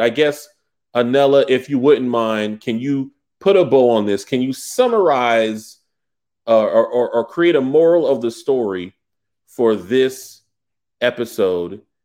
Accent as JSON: {"language": "English", "region": "the South", "country": "United States", "said": "I'm from the South"}